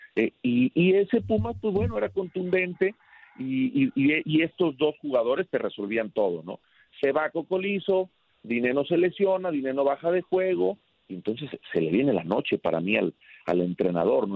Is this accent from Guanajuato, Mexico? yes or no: yes; León, Guanajuato, Mexico; el cariño que tengo por León, por mi tierra